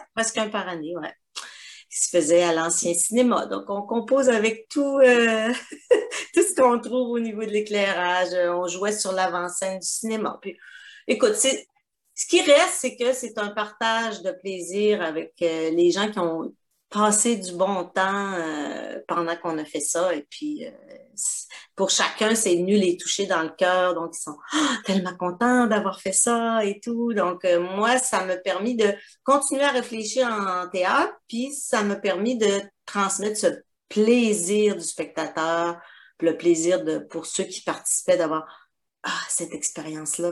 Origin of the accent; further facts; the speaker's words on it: Quebec, Canada; moved away as an adult; now in Guadeloupe; ça fait donc 21 ans que je suis partie du Québec